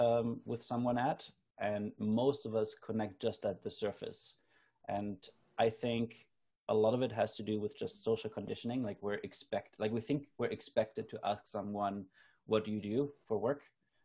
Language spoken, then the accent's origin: English; Germany; now in Canada; I noticed that I haven't had this in my life since I moved from Germany to Canada. So this was like after I lived in Canada for 8 years.